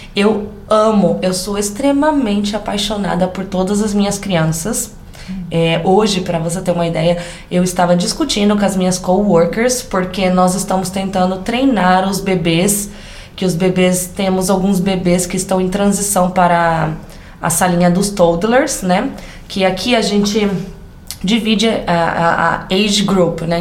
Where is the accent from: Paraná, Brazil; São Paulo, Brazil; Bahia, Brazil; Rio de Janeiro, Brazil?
São Paulo, Brazil; interior of; accent: caipira; sou caipira com orgulho que fala porta, porteira e portão, lá dos Cafundel, onde Judas perdeu as botas no interior de São Paulo